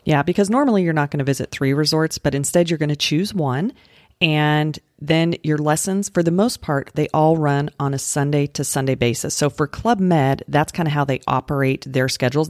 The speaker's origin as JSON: {"language": "English", "region": "Colorado", "country": "United States", "tie": "born or raised there", "also_born_or_lived": "Utah", "moved": "yes", "said": "I grew up in Colorado, and I lived in Utah"}